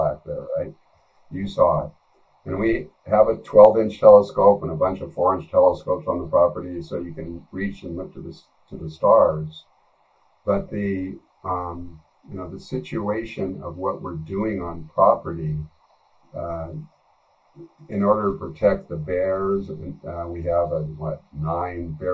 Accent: Colorado, United States; I'm from Colorado

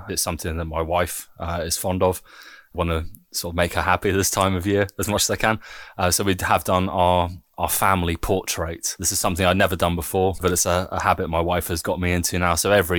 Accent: United Kingdom; now in Germany; I'm proudly British.

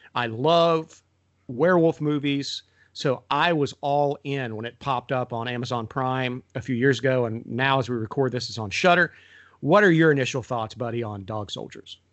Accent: Appalachia, United States; also born or lived in Lakeland, Florida; I grew up in Appalachia

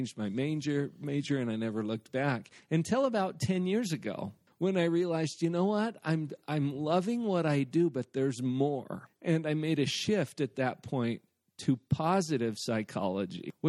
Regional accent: Heber, Utah, United States; I grew up in Heber.

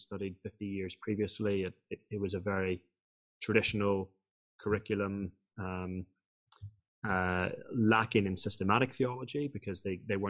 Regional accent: Northern Ireland, United Kingdom; I was born in Northern Ireland

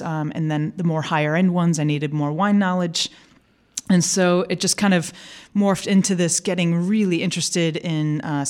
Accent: St. Louis, Missouri, United States; moved away as an adult; also born or lived in California / Portugal; now in Austin, United States; I am from St. Louis and there worked for a microbrewery

